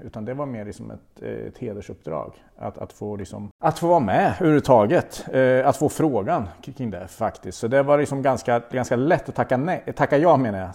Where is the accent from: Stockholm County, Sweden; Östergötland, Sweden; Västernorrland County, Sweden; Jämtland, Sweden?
Östergötland, Sweden; accent: östgötska; jag har alltid liksom haft lite komplex för min, min östgötska